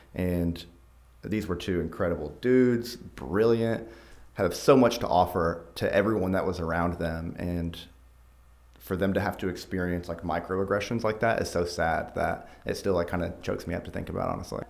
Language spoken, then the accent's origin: English; Fayetteville, Arkansas, United States; also born or lived in Texas; grew up in Fayetteville, went to the U